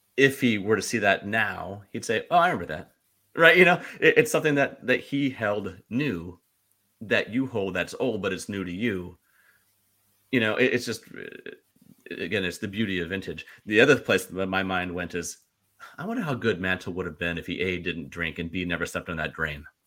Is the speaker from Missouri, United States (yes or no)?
yes; St. Louis, Missouri, United States; I'm from Saint Louis